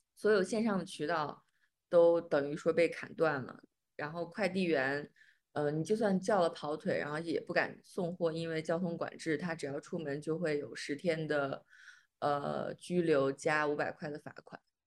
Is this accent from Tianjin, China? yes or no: no; Xi'an, Shaanxi, China; 我老公是武汉的，我是西安的